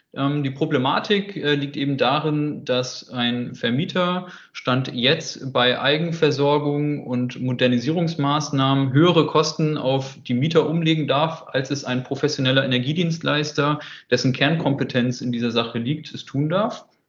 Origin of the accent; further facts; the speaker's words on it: Hamburg, Germany; moved away as an adult; now in Hanover, Germany; 27 Jahre alt, gebürtiger Hamburger und äh, wohne jetzt seit einiger Zeit in Hannover